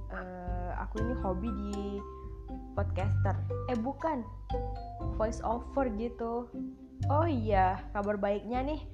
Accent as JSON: {"language": "Indonesian", "town": "Batang Hari", "region": "Jambi", "country": "Indonesia", "said": "nggak nggak begitu familiar ya di batang hari daerah Jambi mungkin kalian pernah"}